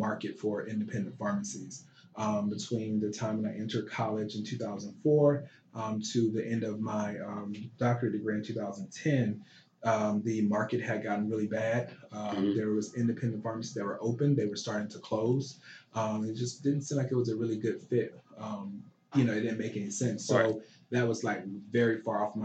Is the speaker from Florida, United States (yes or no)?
yes; Fort Pierce, Florida, United States; moved away as an adult; now in Charlotte, United States; we had a Black-owned pharmacy in my hometown. I'm from Fort Pierce, Florida